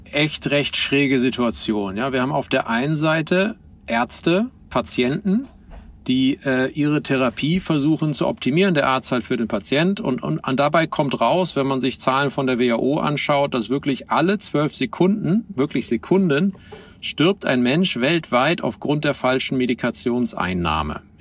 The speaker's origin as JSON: {"language": "German", "town": "Oldenburg", "region": "Lower Saxony", "country": "Germany", "tie": "born or raised there", "said": "meiner Heimatstadt Oldenburg. Die hat so 160.000 Einwohner"}